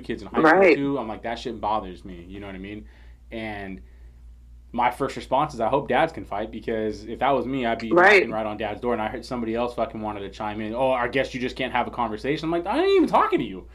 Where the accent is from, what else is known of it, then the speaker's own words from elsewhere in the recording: San Leandro, California, United States; also born or lived in Oakland, California; I grew up in San Leandro